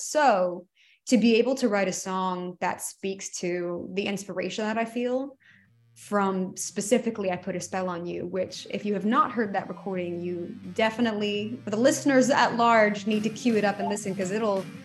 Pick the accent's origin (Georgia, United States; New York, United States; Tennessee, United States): Georgia, United States; moved away as an adult; growing up in Georgia